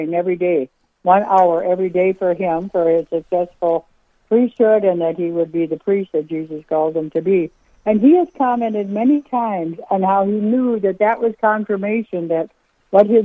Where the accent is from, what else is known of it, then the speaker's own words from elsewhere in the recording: Dubuque, Iowa, United States; moved away as an adult; now in Minnesota, United States; my husband and I grew up in Dubuque, Iowa